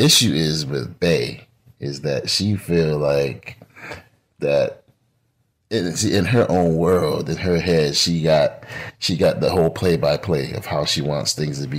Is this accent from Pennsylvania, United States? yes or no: no; Los Angeles, California, United States; I come from California